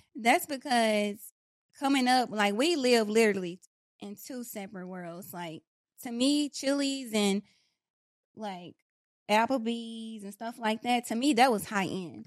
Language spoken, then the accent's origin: English; Dallas, Texas, United States; also born or lived in Pleasant Grove / Oak Cliff; I was born and raised in East Dallas Projects